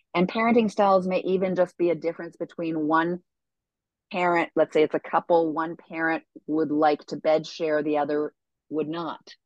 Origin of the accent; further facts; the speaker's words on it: Canada; moved away; I'm from Canada originally